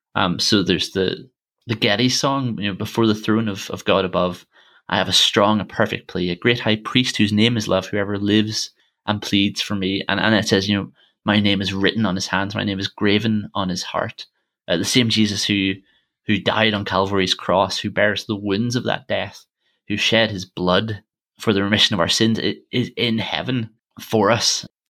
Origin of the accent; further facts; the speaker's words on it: Armagh, Northern Ireland, United Kingdom; my hometown, Armagh